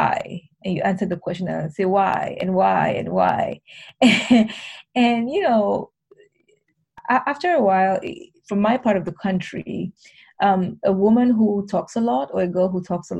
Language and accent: English; Cameroon; I was born and raised in Cameroon